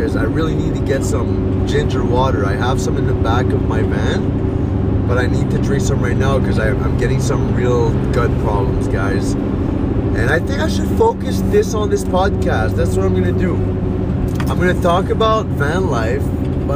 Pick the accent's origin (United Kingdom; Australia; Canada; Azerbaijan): Canada; Petit-Rocher, New Brunswick; Petit Rocher, New Brunswick. That's in the Bathurst area. It's my hometown